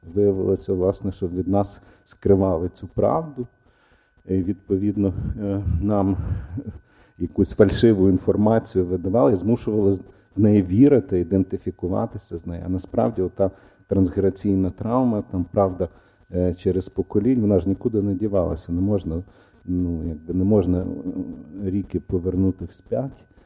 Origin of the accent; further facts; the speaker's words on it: Ivano-Frankivsk, Ivano-Frankivsk Oblast, Ukraine; also born or lived in Odesa; я народився в Одесі, хоча я виріс в Франківську, я народився в Одесі.